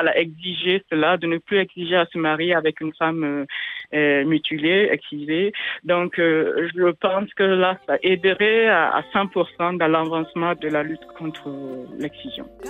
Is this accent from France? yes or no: no; Burkina Faso; moved away; en langue samo, chez moi au Burkina Faso